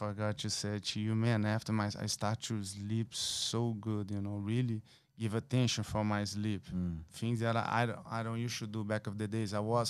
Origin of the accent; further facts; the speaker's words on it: Brazil; It's my first time. I'm from Brazil.